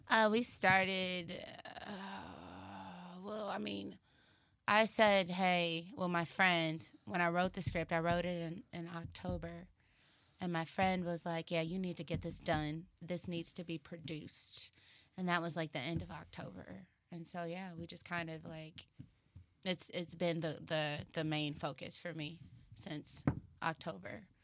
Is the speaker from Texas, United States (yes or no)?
yes; Dallas, Texas, United States; now in Los Angeles, United States; I'm from Texas